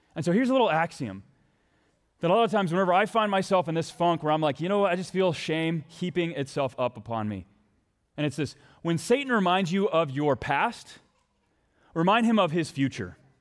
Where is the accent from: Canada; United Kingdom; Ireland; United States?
United States; Texas; now in Minnesota, United States; my home country. I mean, my homeland, my home state